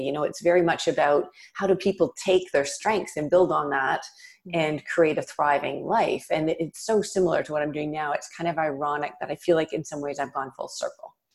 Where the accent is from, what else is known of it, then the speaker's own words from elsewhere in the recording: Toronto, Ontario, Canada; I grew up in Toronto, in Canada